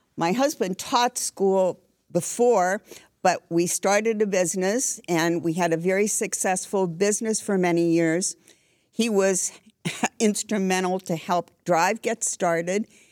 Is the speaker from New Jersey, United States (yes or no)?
no; Scranton, Pennsylvania, United States; moved away as an adult; now in Danville, United States; I grew up in Scranton and moved to Danville